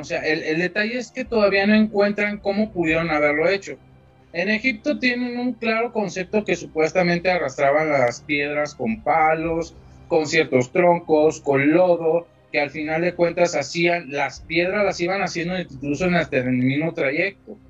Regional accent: Mexico; soy mexicano

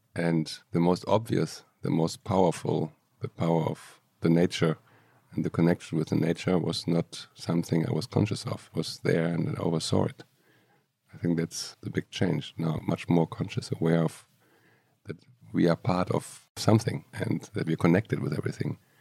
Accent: Aachen, North Rhine-Westphalia, Germany; moved away as an adult; now in Barcelona, Spain; I grew up in Germany, in Aachen, little town

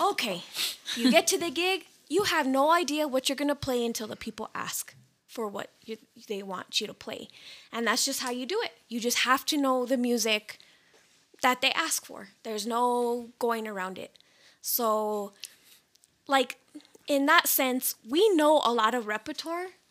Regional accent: New Mexico, United States; We're all born and raised in New Mexico

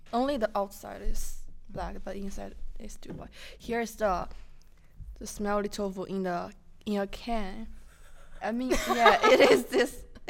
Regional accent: China; moved away

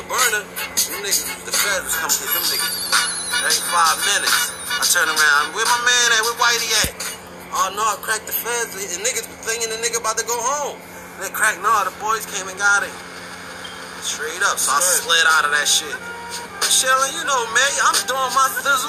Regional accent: Philadelphia, Pennsylvania, United States; I'm from North

